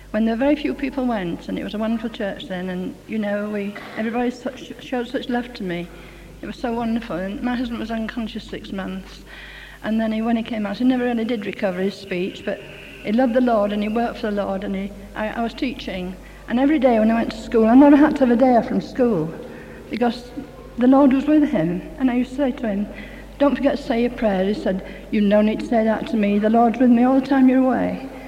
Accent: Yorkshire and the Humber, United Kingdom; No, I'm a Yorkshire lad.

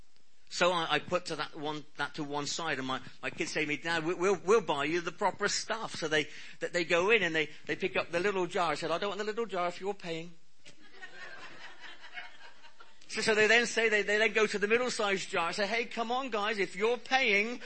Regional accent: Cornwall, South West England, United Kingdom; I'm Cornish.

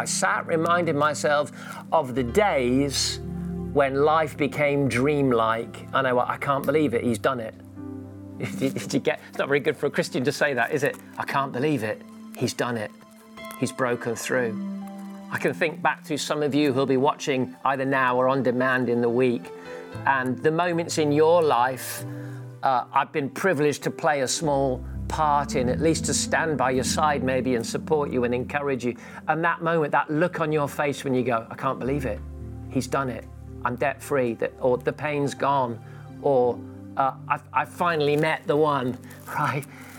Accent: Gibraltar; I was a missionary kid, so I grew up in Gibraltar with my parents, and there was times when we didn't have much money.

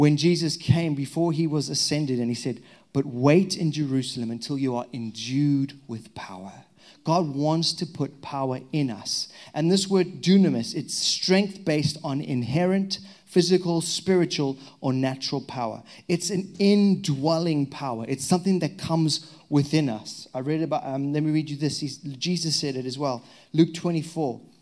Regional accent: Zimbabwe; now in England; I'm untrained and illiterate young boy from the back end of Zimbabwe, Africa.

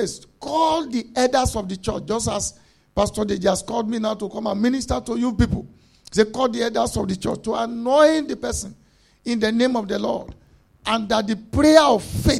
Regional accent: Nigeria; moved away; we are coming from Africa

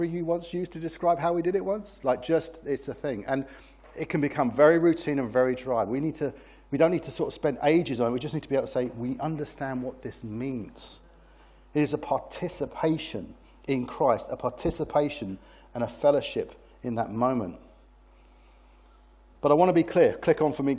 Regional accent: United Kingdom; I'm British

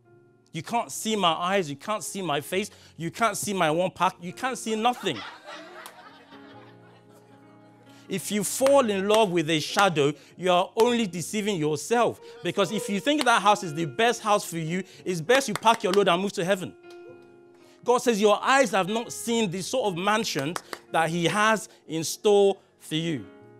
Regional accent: Nigeria; also born or lived in Belgium; I was only 3 years old when I moved from Nigeria to Belgium. And I spent like 11 years abroad. I lost my mother tongue and I picked up French and English, or a combination.

